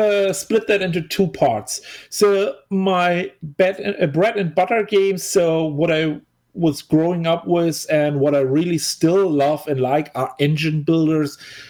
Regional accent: Germany; English is a second language; moved away as an adult; also born or lived in St. Louis, United States; I'm obviously from Germany. However, I used to live in the United States for a while.

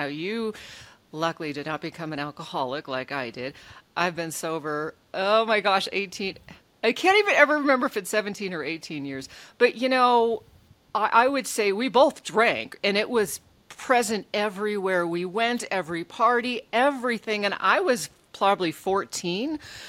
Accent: Anchorage, Alaska, United States; moved away; We grew up together in Anchorage, Alaska.

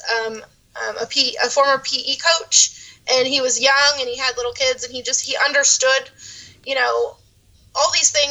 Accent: Dartmouth, Massachusetts, United States; moved away as an adult; now in Florida, United States; I was born and raised in Dartmouth, Massachusetts, a little town on the south coast between Providence, Rhode Island, and Cape Cod. I lived there for 24 years before I moved

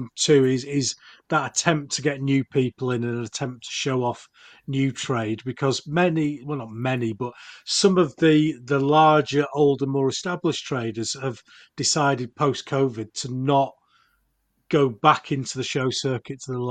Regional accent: Yorkshire and the Humber, United Kingdom; I'm from Yorkshire

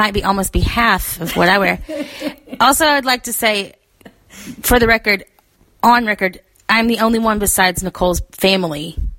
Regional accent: the South, United States; As a Southerner, I would say panties.

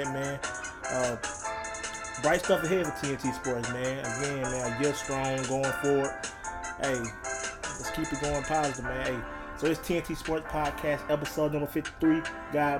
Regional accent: Troy, Alabama, United States; in my hometown, Troy, Alabama

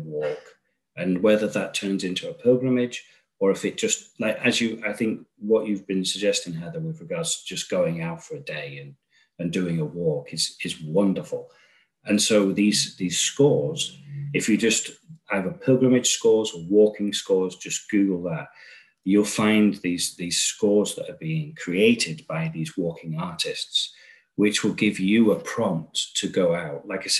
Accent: Chicago, Illinois, United States; I'm from Chicago, I was in Chicago.

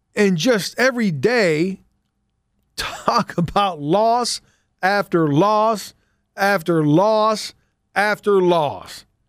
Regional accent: Pittsburgh, Pennsylvania, United States; I'm from Pittsburgh

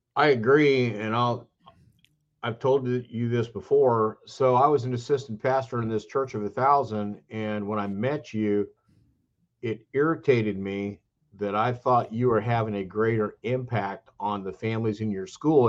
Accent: California, United States; now in Statesboro, Georgia, United States; I'm from California

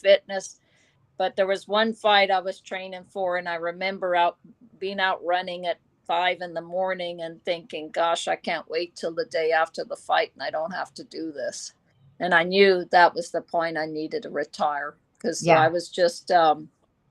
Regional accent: Drogheda, County Louth, Ireland; moved away as an adult; also born or lived in United Kingdom / United States; my hometown in Drogheda, Ireland

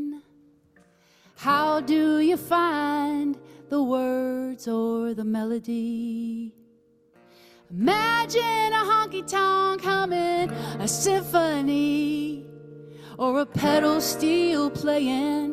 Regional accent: Texas, United States; moved away; I'm from Texas originally

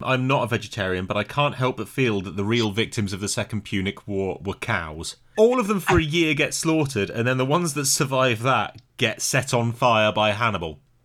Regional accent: United Kingdom; as a Brit

